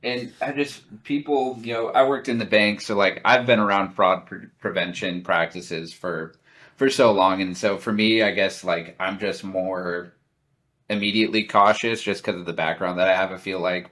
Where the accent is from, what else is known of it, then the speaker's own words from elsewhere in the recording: Lincoln, Nebraska, United States; moved away as an adult; growing up in Lincoln to, to living in such a huge city now